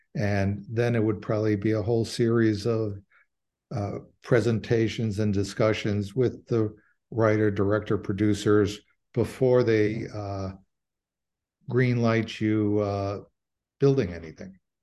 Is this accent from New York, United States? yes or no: no; Cicero, Illinois, United States; I'm from Cicero. My grandfather did this. I'm from that world.